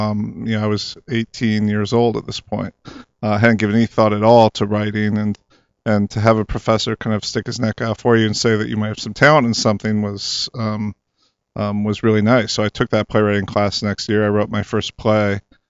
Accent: Rockford, Illinois, United States; Yeah, I'm from Rockford, Illinois, so I grew up a Bears fan. Although growing up, I was right near the Wisconsin border

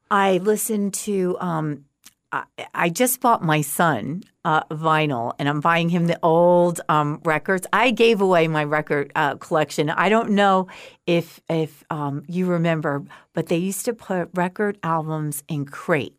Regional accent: outside of Woodstock, New York, United States; moved away as an adult; also born or lived in Oklahoma; now in Fort Myers, United States; I grew up outside of Woodstock

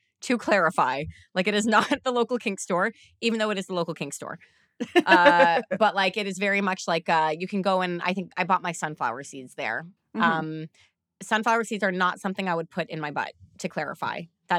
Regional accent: Canada; it's also me and I'm Canadian.

